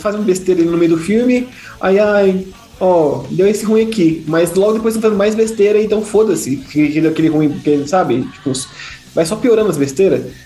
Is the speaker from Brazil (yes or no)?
yes; Brazil; a gente é brasileiro